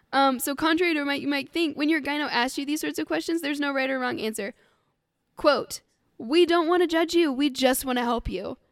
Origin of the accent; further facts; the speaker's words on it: Scotland, United Kingdom; I'm fucking Scottish